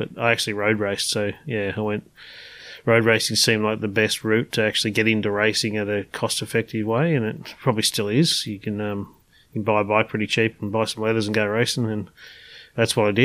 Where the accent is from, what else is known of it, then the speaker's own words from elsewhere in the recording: Frankston, Victoria, Australia; I grew up in Frankston, actually.